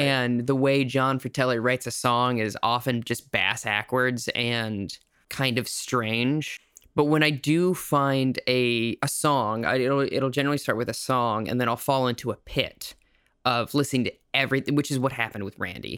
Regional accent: South Dakota, United States; I grew up in South Dakota

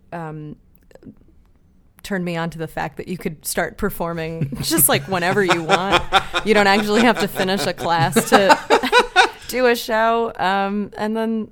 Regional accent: Long Island, New York, United States; moved away as an adult; now in Chicago, United States; I grew up on Long Island

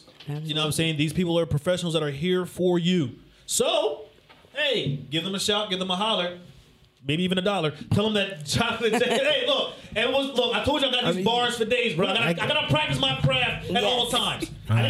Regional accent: Whitesboro, New Jersey, United States; I'm from Whitesboro. All right, all the way from the borough

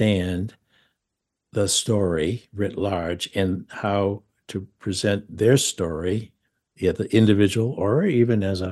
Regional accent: Maine, United States; accent: Maine; I grew up in Maine, maybe by my occasional lapse into a Maine accent

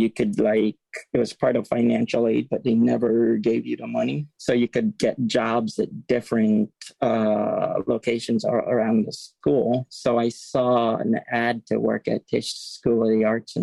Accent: New Jersey, United States; also born or lived in New York; I grew up in New Jersey.

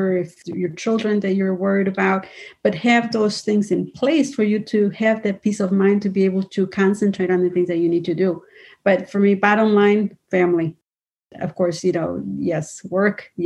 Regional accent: Mexico; moved away; I was from Mexico

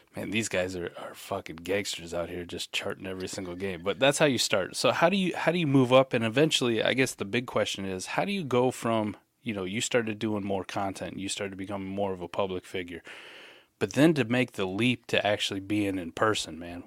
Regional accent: Iowa, United States; growing up in Iowa

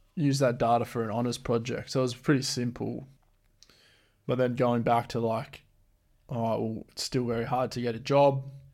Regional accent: Geraldton, Western Australia, Australia; also born or lived in Beverly / Esperance / Perth; I think Geraldton's probably the town that I've spent most of my life in. I was born in Beverly

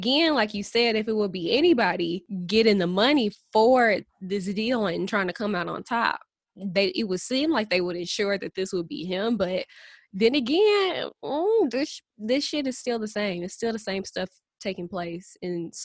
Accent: St. Louis, Missouri, United States; I'm from St. Louis

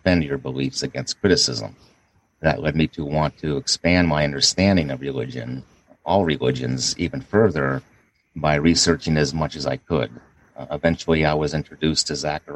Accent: Pittsburgh, Pennsylvania, United States; I was raised as a Catholic back in my hometown of Pittsburgh

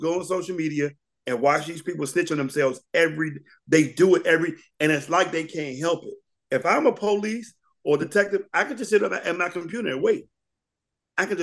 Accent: Washington, District of Columbia, United States; I'm from Washington, D.C.

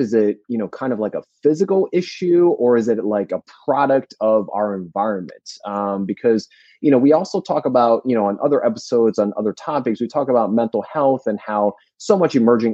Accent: New Jersey, United States; moved away; I'm from New Jersey originally

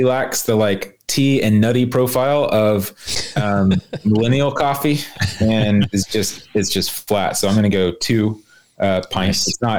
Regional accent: Wiesbaden, Hesse, Germany; born there; So I was born in Wiesbaden base hospital.

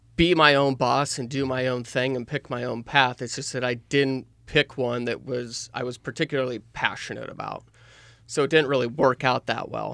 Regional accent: Nehawka, Nebraska, United States; I grew up in Nahaka, Nebraska, which is about two hundred people.

